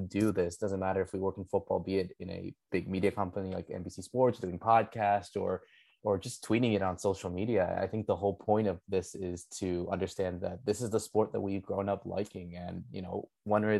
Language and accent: English; Connecticut, United States; I'm a Paraguayan descent. Obviously, I was born and raised here in the United States. I grew up here in Connecticut all my life.